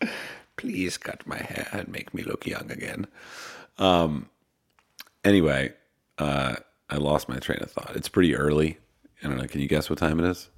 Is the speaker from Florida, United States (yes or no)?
no; Pennsylvania, United States; I'm from Pennsylvania